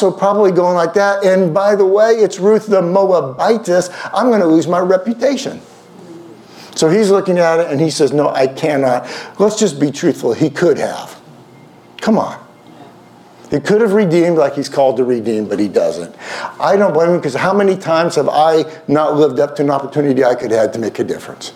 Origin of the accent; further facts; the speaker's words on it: Houston, Texas, United States; accent: Southern; moved away; I grew up in Houston for 12 years